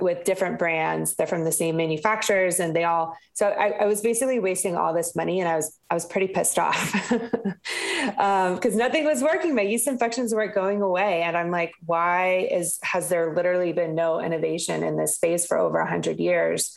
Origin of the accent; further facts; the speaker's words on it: the South, United States; I'm from the South